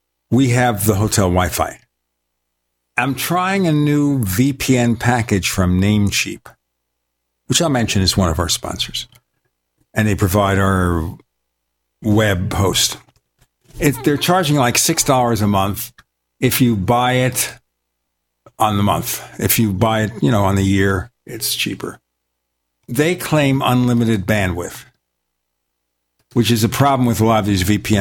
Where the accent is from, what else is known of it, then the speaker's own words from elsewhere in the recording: New York City, New York, United States; I grew up in Brooklyn